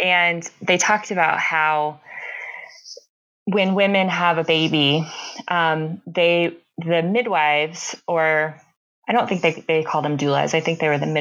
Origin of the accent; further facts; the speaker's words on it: Tampa, Florida, United States; also born or lived in Chicago; now in northern Colorado, United States; I grew up in Tampa, mm-hmm. Florida